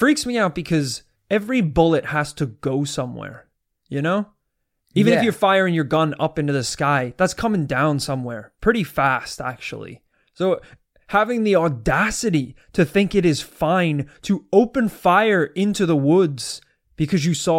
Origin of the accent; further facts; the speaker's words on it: United States; I was born in America.